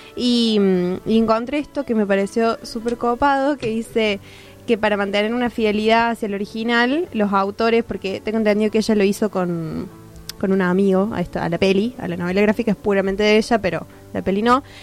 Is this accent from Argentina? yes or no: yes; Córdoba, Argentina; somos de Córdoba